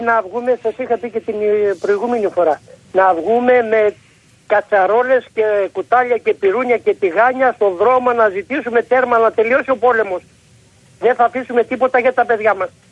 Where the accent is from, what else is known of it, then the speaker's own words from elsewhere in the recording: Trikala, Thessaly, Greece; Επάνω στο χωριό μου